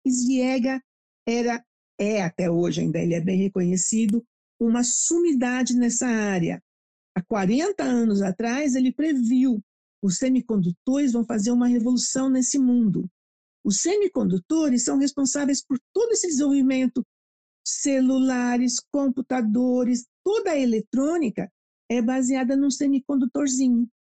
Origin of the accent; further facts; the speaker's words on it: Brazil; also born or lived in England; Adoro o Brasil, adoro a minha terra, adoro minha comida